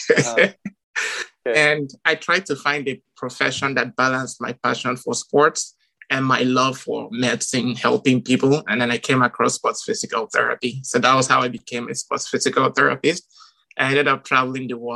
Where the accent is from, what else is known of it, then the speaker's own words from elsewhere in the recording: Nigeria; moved away; growing up in Nigeria, we always played soccer barefoot